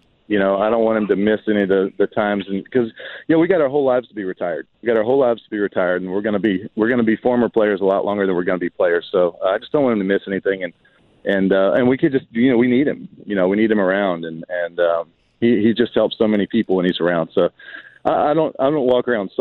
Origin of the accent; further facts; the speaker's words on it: Georgia, United States; the friends I grew up with in my hometown. They travel up here all the time to go to Braves games. The state of Georgia